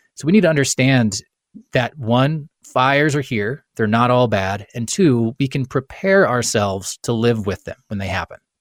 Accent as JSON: {"language": "English", "region": "Kansas", "country": "United States", "tie": "born or raised there", "also_born_or_lived": "the western United States", "moved": "as an adult", "said": "I grew up in Kansas and I, I moved west after college"}